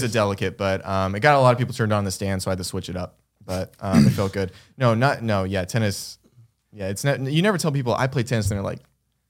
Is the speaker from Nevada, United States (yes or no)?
yes; Las Vegas, Nevada, United States; born there; moved away; Yeah, I was born in Vegas.